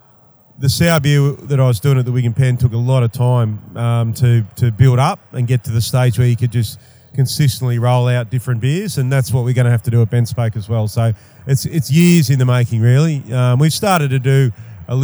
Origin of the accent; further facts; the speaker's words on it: Newcastle, New South Wales, Australia; moved away as an adult; also born or lived in Sydney; now in Canberra, Australia; I grew up in Newcastle. Went to Sydney, did some uni in Sydney